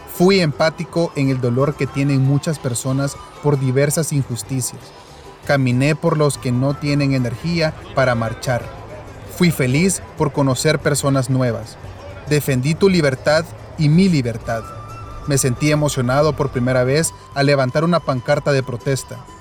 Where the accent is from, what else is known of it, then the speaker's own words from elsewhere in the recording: El Salvador; que se nos puede quitar como salvadoreños